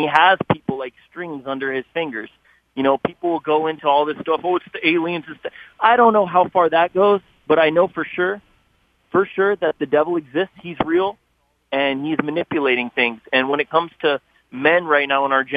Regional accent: San Jose, California, United States; I'm born and raised in San Jose, California

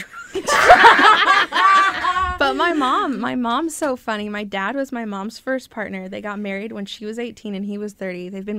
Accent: California, United States; moved away; And so when I moved up here, it's different from California. I barely made the cutoff in California, and I should have been a year behind up here.

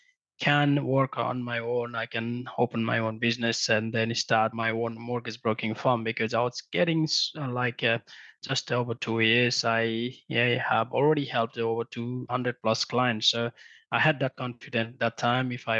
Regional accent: Nepal; moved away as an adult; also born or lived in Melbourne, Australia; now in Australia; So I came from Nepal in 2007 when I was 18. I completed my higher secondary level back in Nepal and then traveled to Australia to pursue my academic career.

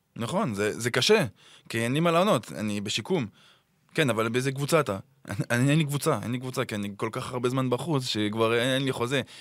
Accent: Clermont-Ferrand, Auvergne-Rhône-Alpes, France; Hebrew is a second language; moved away as an adult; also born or lived in Saint-Étienne; now in Israel; גדלתי בקלרמו

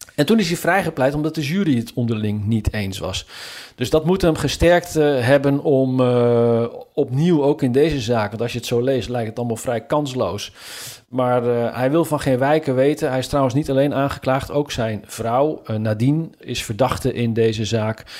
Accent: Zutphen, Gelderland, Netherlands; now in Washington, United States; mijn geboortestad Zutphen

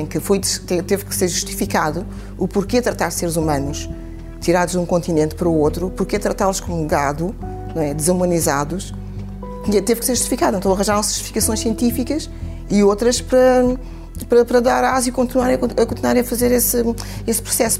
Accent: Portugal; eu sou portuguesa

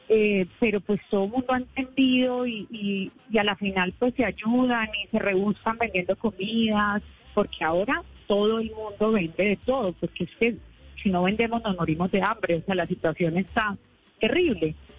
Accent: San Andrés, San Andrés and Providencia, Colombia; Yo no nací en San Andrés, pero me trajeron muy pequeña

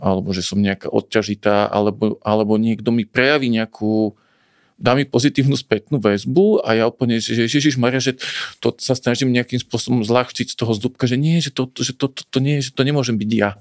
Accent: Bratislava, Bratislava Region, Slovakia; moved away as an adult; also born or lived in Banská Štiavnica area village; now in Banská Štiavnica area, Slovakia; Ja som teda rodený Bratislavčan, tu nás v tomto meste som mal kopec vzťahov

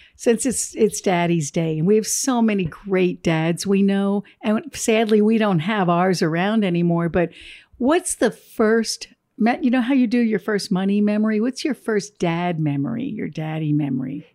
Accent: Jersey Shore, New Jersey, United States; we grew up on the Jersey Shore

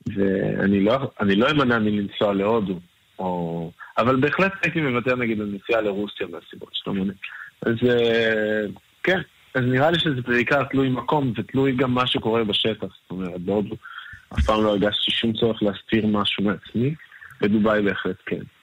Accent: Israel; also born or lived in Tel Aviv

